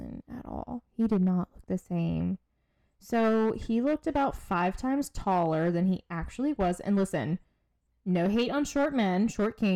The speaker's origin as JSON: {"language": "English", "area": "near Fort Stewart, Savannah area", "region": "Georgia", "country": "United States", "tie": "born or raised there", "said": "So Fort Stewart is more so like closer to my hometown"}